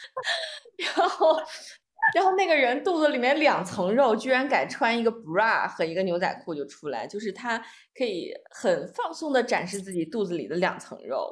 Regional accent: China; 作为一个，一个中国人

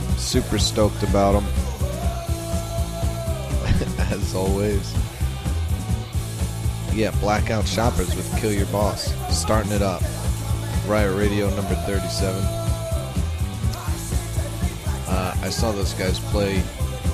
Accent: New York, United States; moved away; I'm from New York

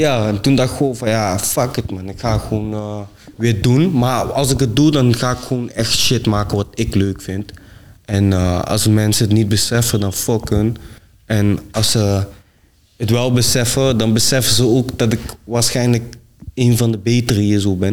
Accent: Venlo, Limburg, Netherlands; ik kom uit Venlo

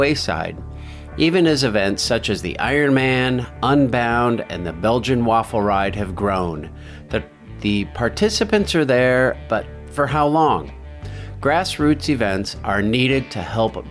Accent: Iowa, United States; When I was a kid growing up in Iowa

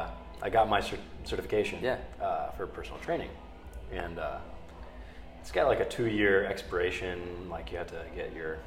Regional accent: Piqua, Ohio, United States; I grew up in Piqua

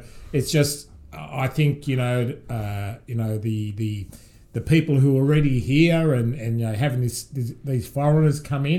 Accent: Ormond, Victoria, Australia; also born or lived in South Yarra / Reservoir; we moved to a place called Ormond when I was really young. So I did all my primary school in year 7 in Ormond, and that was interesting because, you know, coming from an Italian family, we were the minority at school.

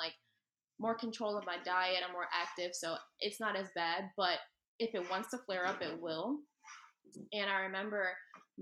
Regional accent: Philadelphia, Pennsylvania, United States; I'm obviously from Philly

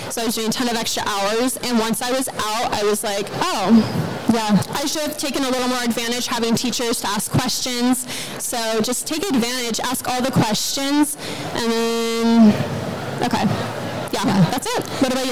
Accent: Arizona, United States; I'm from Arizona.

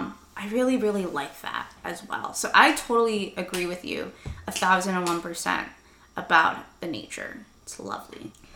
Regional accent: Chicago, Illinois, United States; also born or lived in Madison, Wisconsin; I grew up in Irving Park.

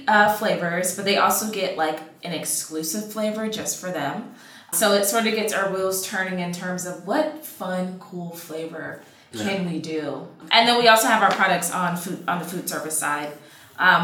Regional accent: South Florida, United States; I'm from South Florida, born and raised

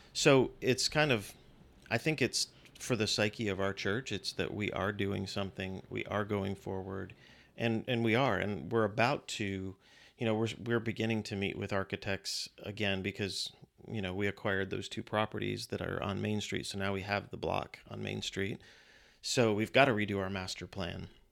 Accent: Virginia, United States; born or raised there; also born or lived in Western New York / Austin, Texas

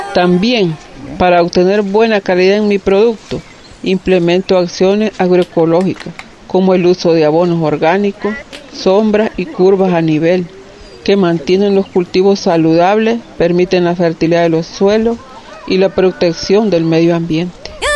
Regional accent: Pueblo Nuevo, Estelí, Nicaragua; Soy de la comunidad del Colorado, municipio de Pueblo Nuevo, Estelí, en Nicaragua

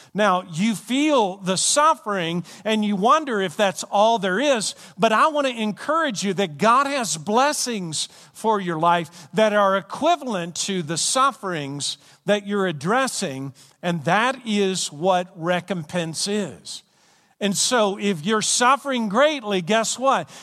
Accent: Glasgow, Kentucky, United States; where I'm from, Glasgow, Kentucky, which was named after Glasgow, Scotland, if you go to the county that I'm from, or if you go to the state that I'm from

